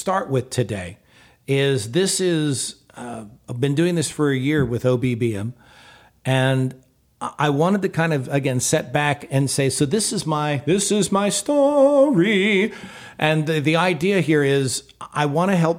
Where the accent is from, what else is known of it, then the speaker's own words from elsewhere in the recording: Houston, Texas, United States; I was in the house I grew up in down in Houston